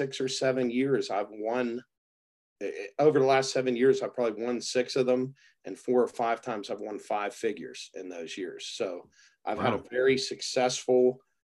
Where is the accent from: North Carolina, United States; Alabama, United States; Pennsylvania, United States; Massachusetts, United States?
Pennsylvania, United States; Pittsburgh; also born or lived in Turtle Creek, Pennsylvania; I'm from Pittsburgh, born and raised. Still live in Pittsburgh, little town called Turtle Creek, Pennsylvania.